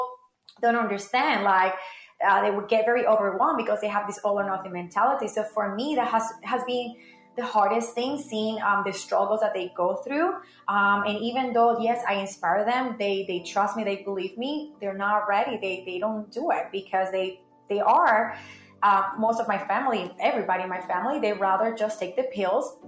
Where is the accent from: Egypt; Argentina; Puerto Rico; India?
Puerto Rico; growing up in Puerto Rico